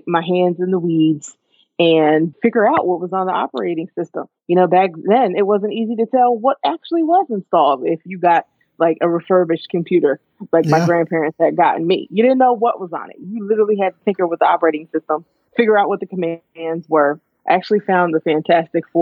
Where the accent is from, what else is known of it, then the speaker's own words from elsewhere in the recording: Poughkeepsie, New York, United States; moved away as an adult; also born or lived in Newburgh, New York; now in Atlanta, United States; Yes, I am originally from Newburgh, New York. That's where I was born. And a little bit later in life, when I'm 5, my family relocated to Poughkeepsie, New York, which is just up the road